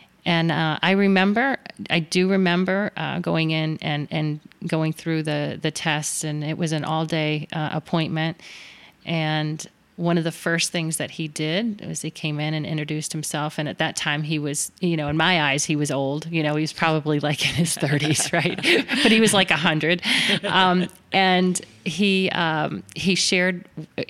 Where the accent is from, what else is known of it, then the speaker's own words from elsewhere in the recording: Miami, Florida, United States; Miami, which was home. I grew up in South Florida